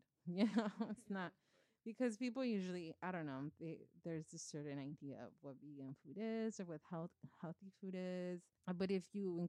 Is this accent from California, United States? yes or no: yes; Los Angeles, California, United States; also born or lived in Bay Area; I moved away from East LA when I was after high school